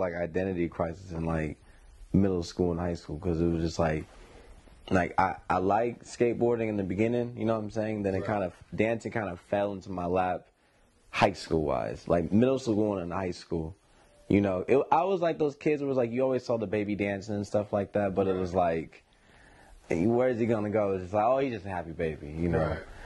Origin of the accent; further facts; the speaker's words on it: Sacramento, California, United States; Born and raised in Sacramento, California